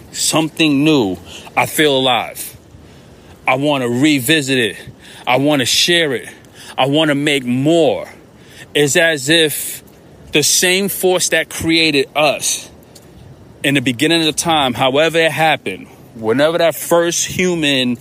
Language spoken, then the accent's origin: English; New York, United States; I'm a New Yorker